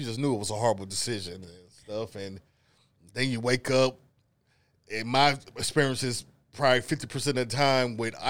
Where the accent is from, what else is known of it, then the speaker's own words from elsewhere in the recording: the South, United States; I might talk a little fast, a little slur, but I'm from the South. That's the things we do.